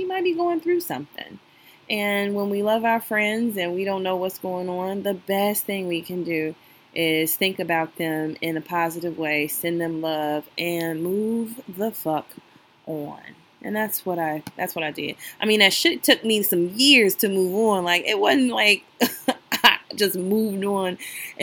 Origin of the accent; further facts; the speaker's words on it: Chicago, Illinois, United States; I'm from Chicago